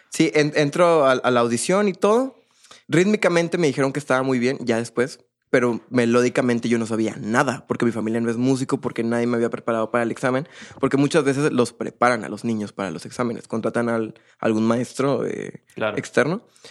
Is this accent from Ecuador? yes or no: no; Monterrey, Nuevo León, Mexico; also born or lived in Poza Rica, Veracruz; Yo nací en Poza Rica, Veracruz. Mi papá es de Monterrey, mi mamá es de allá. Yo nazco allá, pero nos venimos a, vivir aquí a Monterrey